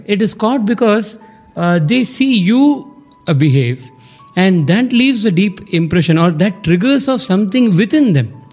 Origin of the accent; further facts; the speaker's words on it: Chennai, Tamil Nadu, India; from Chennai